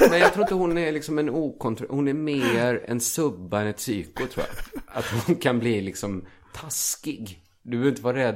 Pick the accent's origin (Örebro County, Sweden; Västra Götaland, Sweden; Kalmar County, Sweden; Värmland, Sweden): Västra Götaland, Sweden; Borås; jag är från Borås.